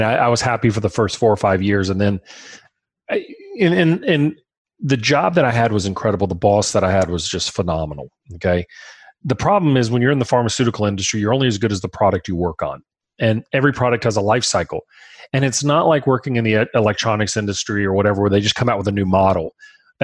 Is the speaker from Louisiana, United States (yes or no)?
yes; Baton Rouge, Louisiana, United States; We're from Baton Rouge.